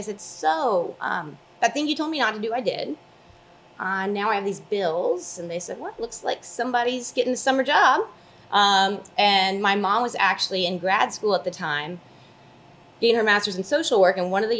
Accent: Dallas, Texas, United States; moved away as an adult; also born or lived in Oklahoma; Born and raised in Dallas, but kind of needed a smaller college to...

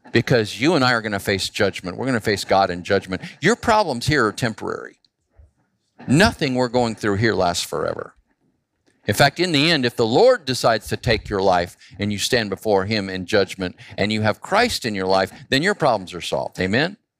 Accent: Phoenix, Arizona, United States; I grew up in Phoenix

